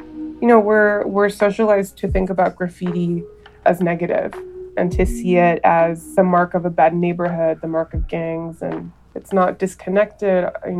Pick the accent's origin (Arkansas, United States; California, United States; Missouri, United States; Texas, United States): California, United States; Los Angeles; I'm the executive director of Self-Help Graphics and Art, and I grew up in Cypress Park here in Los Angeles.